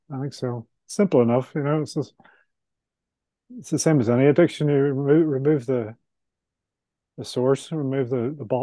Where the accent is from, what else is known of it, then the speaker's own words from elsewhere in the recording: Ireland; I'm Irish, so I like to have a couple of pints at the end of the week